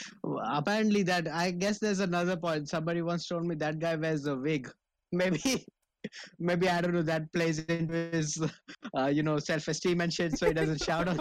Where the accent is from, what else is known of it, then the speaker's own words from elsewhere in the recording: India; moved away; as an Indian